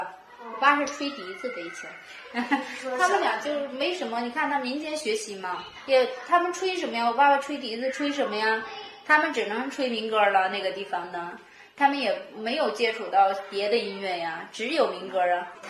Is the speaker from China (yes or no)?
yes; Jarud Banner, Inner Mongolia, China; 我出生在扎鲁特旗草原上嘛，后来搬家搬到了库伦旗